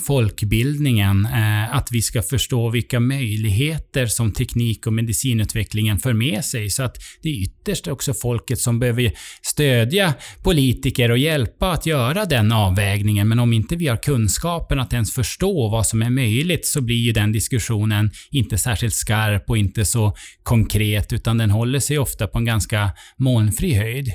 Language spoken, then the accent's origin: Swedish; Sweden; vi svenskar